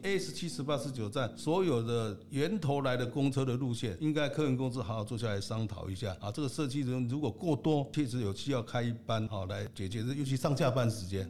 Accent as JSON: {"language": "Chinese", "town": "Zhongli", "region": "Taoyuan", "country": "Taiwan", "tie": "born or raised there", "also_born_or_lived": "Matsu / Japan", "said": "我是在中立土生土长。啊，娶了老婆也是中立人哈。啊，我是新接国小毕业，金南国中毕业，践行工专，还有我们研制大学。啊，原来我是在从事电梯工作，在重有实业研发部主任"}